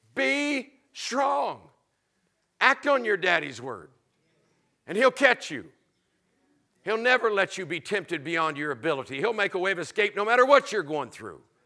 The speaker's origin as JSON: {"language": "English", "region": "Florida", "country": "United States", "tie": "born or raised there", "said": "I was raised in Florida"}